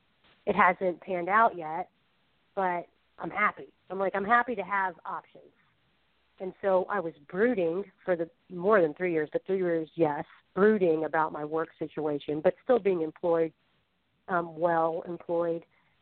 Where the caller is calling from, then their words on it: Falls Church, Virginia, United States; …. I'm from Falls Church, Virginia.